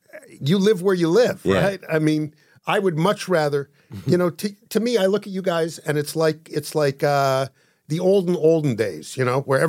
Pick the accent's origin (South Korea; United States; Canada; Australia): Canada; I'm from Canada.